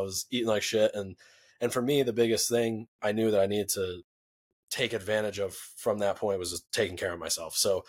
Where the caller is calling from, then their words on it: New York, United States; right now I'm in New York and just hanging out with the family, ending the holidays